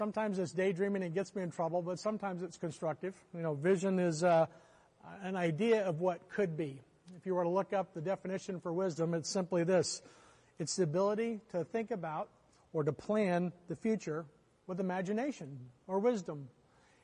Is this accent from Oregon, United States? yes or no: no; Oklahoma, United States; I grew up in Oklahoma